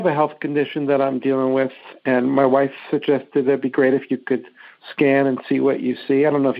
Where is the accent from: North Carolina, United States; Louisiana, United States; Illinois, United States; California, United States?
California, United States; Encinitas; I'm from Encinitas, California.